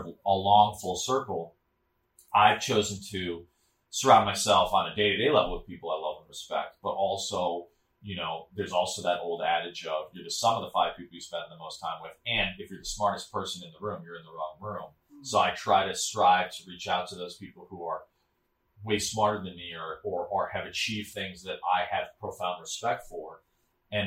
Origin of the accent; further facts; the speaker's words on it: Chicago, Illinois, United States; moved away as an adult; also born or lived in Sri Lanka; I grew up in Chicago in the city